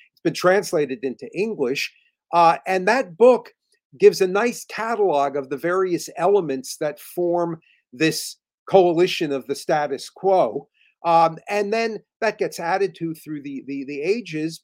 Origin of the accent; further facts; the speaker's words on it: just outside New York City, New Jersey, United States; I, I, I grew up just outside of New York City, in New Jersey